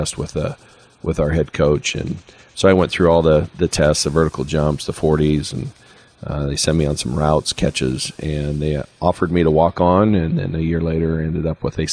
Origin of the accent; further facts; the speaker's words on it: American Falls, Idaho, United States; I grew up in American Falls, and I participated in football, basketball, and track.